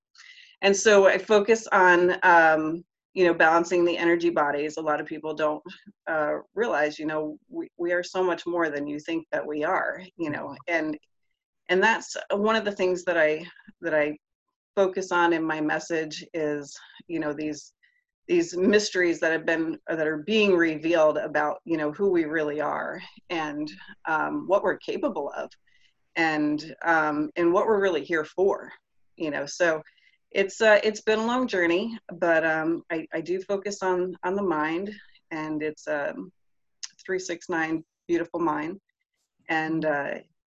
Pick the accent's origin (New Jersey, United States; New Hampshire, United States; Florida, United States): Florida, United States; Tampa; I am from Tampa, Florida